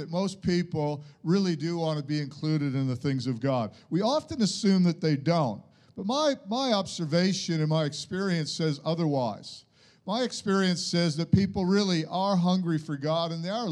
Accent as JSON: {"language": "English", "country": "United States", "tie": "born or raised there", "moved": "yes", "said": "I went to high school in America"}